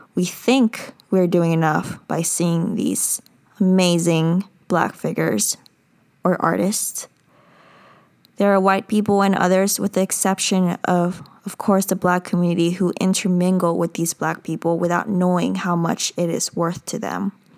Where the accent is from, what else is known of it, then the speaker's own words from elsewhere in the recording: United States; I'm a Korean American. I'm an American citizen.